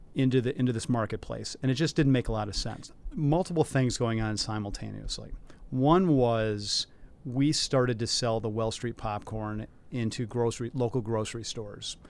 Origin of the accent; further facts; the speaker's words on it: Detroit, Michigan, United States; moved away as an adult; also born or lived in New York / Philadelphia; now in Chicago, United States; I grew up in the Detroit area